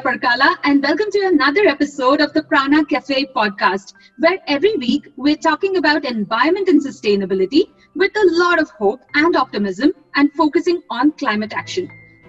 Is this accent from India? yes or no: yes; India; now in United Kingdom; my home country is India and I presently live in the UK.